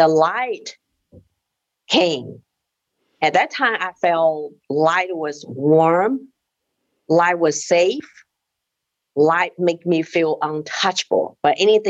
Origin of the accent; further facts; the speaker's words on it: China; moved away; I was born in China in 1964. We live in an apartment share of another family.